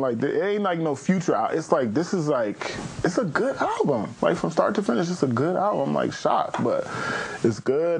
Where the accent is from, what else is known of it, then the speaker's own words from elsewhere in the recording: Pasadena, California, United States; I'm actually from Pasadena, California